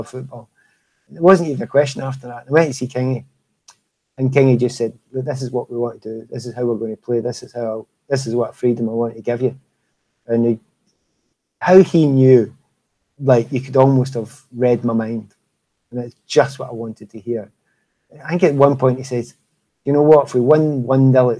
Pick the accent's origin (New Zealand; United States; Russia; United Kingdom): United Kingdom; Scotland; about being Scottish